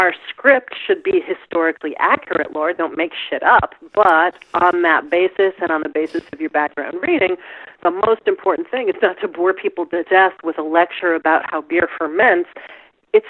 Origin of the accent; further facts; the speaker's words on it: Midwest, United States; I'm a Midwesterner